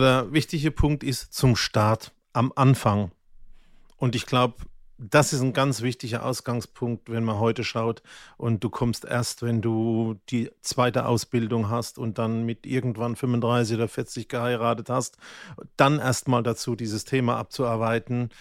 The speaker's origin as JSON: {"language": "German", "town": "Mannheim", "region": "Baden-Württemberg", "country": "Germany", "tie": "born or raised there", "said": "ich bin ja in Mannheim in der Vorstadt aufgewachsen"}